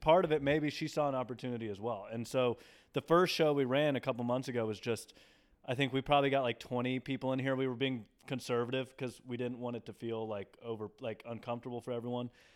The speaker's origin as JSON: {"language": "English", "town": "Nashville", "region": "Tennessee", "country": "United States", "also_born_or_lived": "Dallas", "moved": "yes", "lives_now": "New York, United States", "said": "I'm from Nashville"}